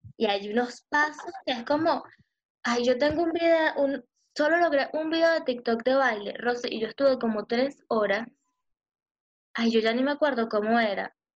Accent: Venezuela; moved away; soy de Venezuela

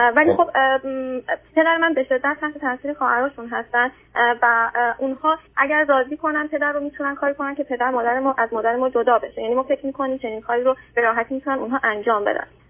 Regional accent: Iran; moved away as an adult; now in Australia; ایران هستم فقط من خارج از کشورم

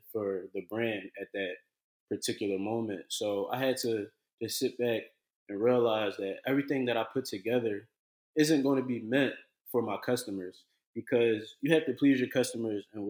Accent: Philadelphia, Pennsylvania, United States; I'm from Philly

